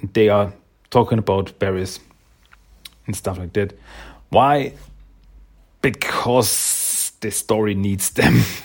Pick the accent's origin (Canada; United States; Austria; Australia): Austria; I am from Austria